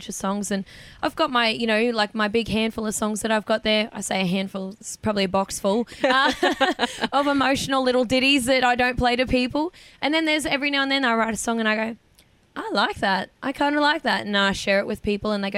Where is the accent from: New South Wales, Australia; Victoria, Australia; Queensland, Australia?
Queensland, Australia; north; moved away; my hometown